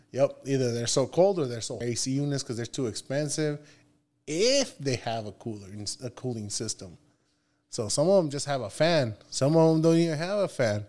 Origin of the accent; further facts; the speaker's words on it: Nogales, Sonora, Mexico; moved away; also born or lived in Tucson, Arizona; I was born here in, in, uh, Tucson, Arizona, but I was raised in Nogales, Sonora.